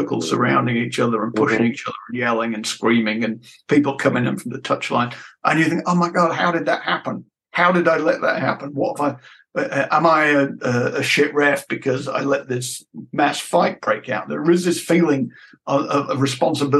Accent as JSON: {"language": "English", "country": "United Kingdom", "moved": "as an adult", "lives_now": "Frankfurt, Germany", "said": "I'm from Britain originally"}